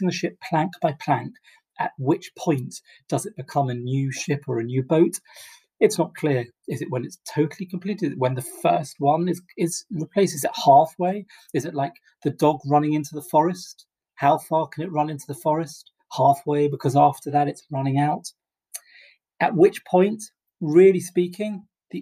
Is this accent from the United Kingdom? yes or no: yes; England, United Kingdom; as an Englishman